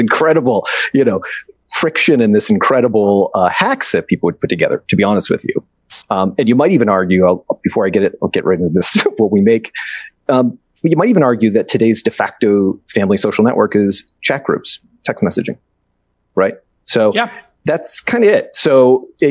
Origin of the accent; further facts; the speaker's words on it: Boston, Massachusetts, United States; now in West Coast, United States; I'm from the East Coast. I'm from Boston originally. Now I'm out here in the West Coast.